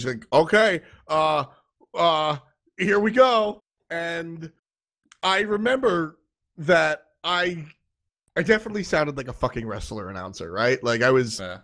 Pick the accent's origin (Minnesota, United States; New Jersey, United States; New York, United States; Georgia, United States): New York, United States; I'm 25. I'm from New York.